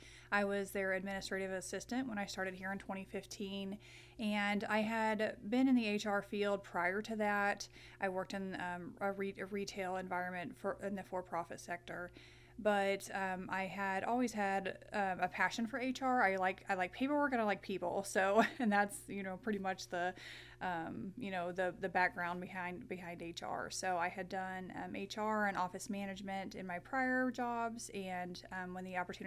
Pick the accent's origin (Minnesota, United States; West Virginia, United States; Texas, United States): Texas, United States; Paradise; now in Missouri, United States; So I grew up in Texas, in Paradise, Texas, no less.